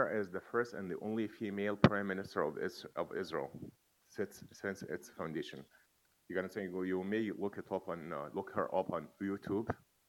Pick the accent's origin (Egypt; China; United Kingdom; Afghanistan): Egypt; English is a second language; moved away; I'm Egyptian. I'm originally from Egypt.